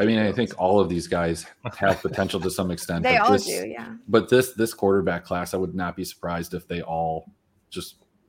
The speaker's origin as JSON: {"language": "English", "region": "Michigan", "country": "United States", "tie": "born or raised there", "said": "I'm from Michigan."}